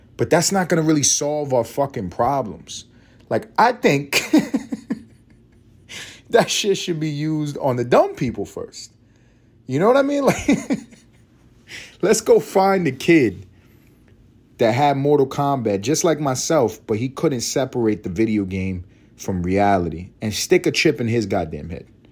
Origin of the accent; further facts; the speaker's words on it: New York, United States; I'm from New York